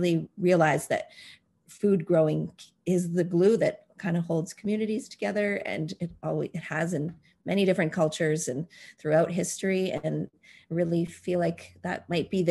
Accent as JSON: {"language": "English", "town": "Vancouver", "region": "British Columbia", "country": "Canada", "said": "I'm from the Squamish, Tsleil-Waututh, and Musqueam Nations, also territory, also known as Vancouver, British Columbia."}